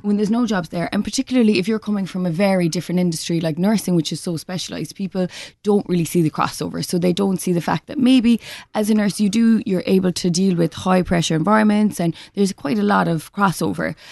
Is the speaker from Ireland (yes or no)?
yes; West Cork, Munster, Ireland; moved away as an adult; also born or lived in London; growing up in Cork